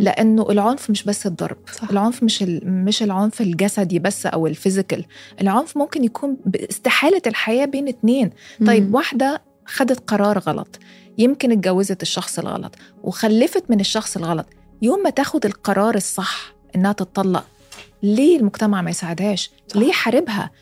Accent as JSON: {"language": "Arabic", "country": "Egypt", "said": "انا مصريه"}